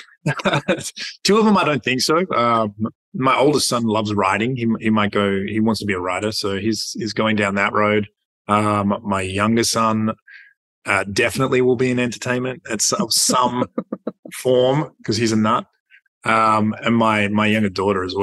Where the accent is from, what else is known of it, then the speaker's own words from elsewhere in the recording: Perth, Western Australia, Australia; Perth born.